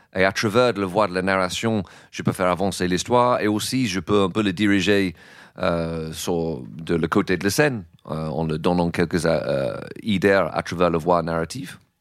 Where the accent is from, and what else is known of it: England, United Kingdom; French is a second language; moved away as an adult; now in France